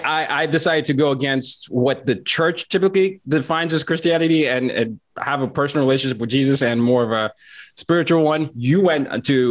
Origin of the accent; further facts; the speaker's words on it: Nigeria; also born or lived in Lynchburg, Virginia; now in United States; I'm from Nigeria